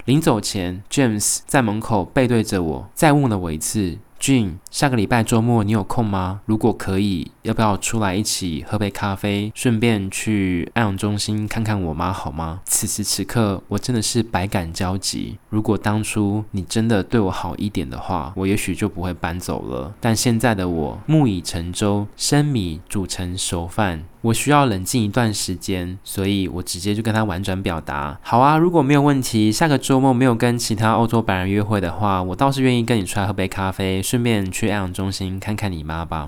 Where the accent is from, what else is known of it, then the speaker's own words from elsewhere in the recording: Taiwan; 身为台湾人，在澳洲旅游